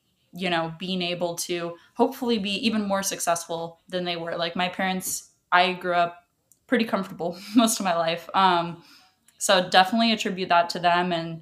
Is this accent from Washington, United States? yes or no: yes; Washington, United States; first language Russian; English is a second language; I was born here, but my native language was Russian. So I didn't even know English until I was pretty much like in second grade